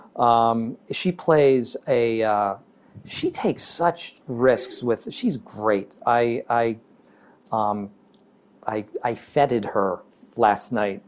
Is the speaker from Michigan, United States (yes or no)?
no; Massachusetts, United States; moved away; also born or lived in Chicago / New York; where I grew up in Massachusetts